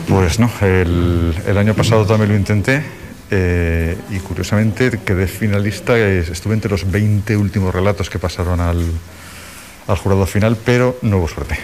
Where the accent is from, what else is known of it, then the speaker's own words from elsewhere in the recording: Zaragoza, Aragon, Spain; De Zaragoza